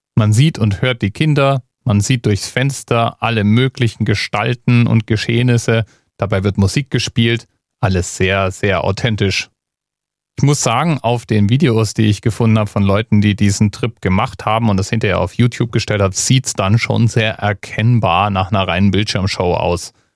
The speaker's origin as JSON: {"language": "German", "country": "Germany", "said": "als Deutscher"}